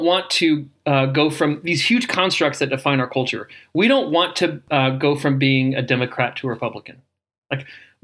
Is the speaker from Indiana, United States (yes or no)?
yes; Indiana, United States; Where I grew up in Indiana, we called all soda pop Coke.